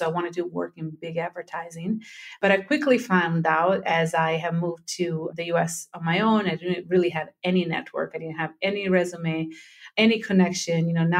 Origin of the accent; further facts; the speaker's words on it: Rome, Lazio, Italy; now in United States; I'm born and raised in Italy. I'm from the southern part of Italy, from Calabria for the majority of my family. But my father was in the Italian army, so we moved every couple of years. So the majority of my time has been spent in Rome.